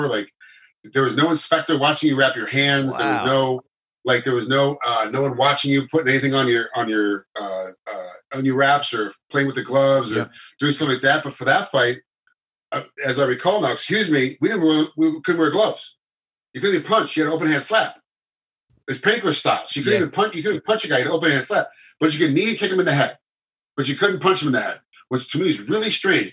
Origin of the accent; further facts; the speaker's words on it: United States; As an American